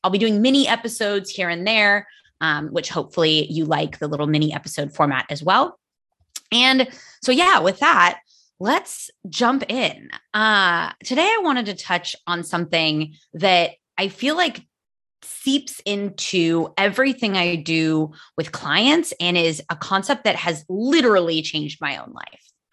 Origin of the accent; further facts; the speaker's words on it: United States; first language English; now in Spain; I live in Spain. I am American